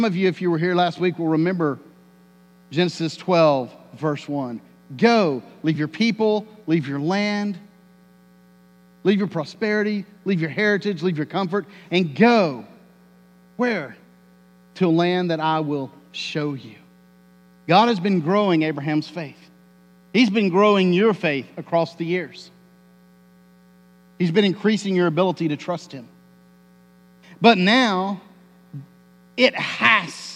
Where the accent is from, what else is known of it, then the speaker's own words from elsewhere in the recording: Tornado Alley, United States; I grew up in Tornado Alley